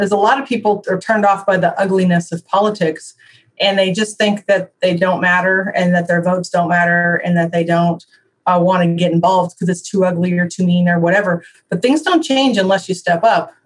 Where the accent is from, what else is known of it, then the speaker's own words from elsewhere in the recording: Illinois, United States; moved away as an adult; now in Iowa, United States; I was raised in Illinois